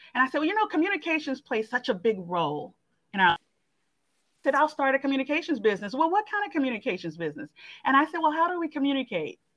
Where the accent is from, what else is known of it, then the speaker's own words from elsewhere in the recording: Montgomery, Alabama, United States; moved away as an adult; also born or lived in Atlanta; my home state is Alabama. I'm from Montgomery, Alabama